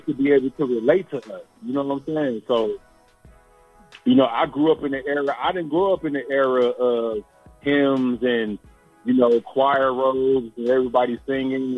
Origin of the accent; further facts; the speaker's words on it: East Palo Alto, California, United States; also born or lived in Memphis, Tennessee; now in Sacramento, United States; I grew up in the Bay Area. Um, I grew up in a, a town called East Palo Alto